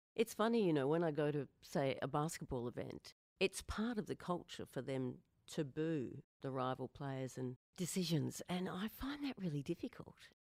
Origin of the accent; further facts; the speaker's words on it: Queensland, Australia; I'm from Queensland, so of course I'm a Maroon.